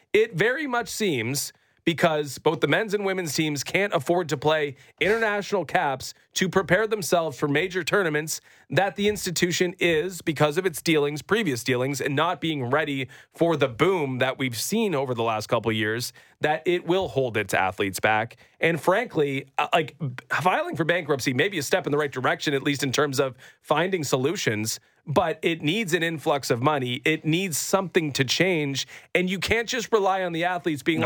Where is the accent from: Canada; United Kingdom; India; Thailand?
Canada; as a Canadian